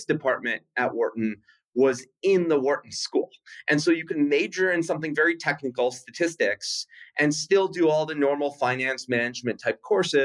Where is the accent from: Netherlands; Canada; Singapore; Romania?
Canada; Winnipeg, Manitoba; moved away as an adult; I grew up in Winnipeg, Canada.